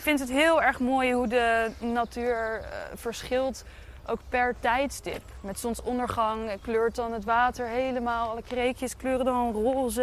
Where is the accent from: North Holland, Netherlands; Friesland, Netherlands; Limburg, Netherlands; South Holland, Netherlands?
South Holland, Netherlands; Dordrecht; ik ben een schapenkop, want ik ben in Dordrecht geboren